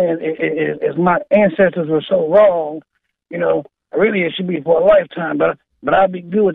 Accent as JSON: {"language": "English", "town": "Memphis", "region": "Tennessee", "country": "United States", "said": "I'm from South Memphis, Maine."}